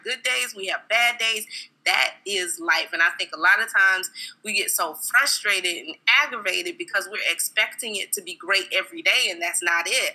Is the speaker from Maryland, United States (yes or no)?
no; South Carolina, United States; moved away as an adult; now in Atlanta, United States; am actually from South Carolina. Okay. And I reside in Atlanta, Georgia.